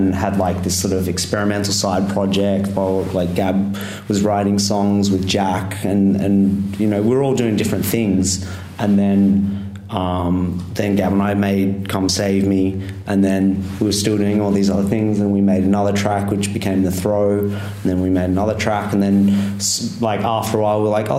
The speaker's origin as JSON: {"language": "English", "town": "Sydney", "region": "New South Wales", "country": "Australia", "tie": "born or raised there", "moved": "as an adult", "lives_now": "London, United Kingdom", "said": "we're from Sydney, Australia, so I grew up surfing."}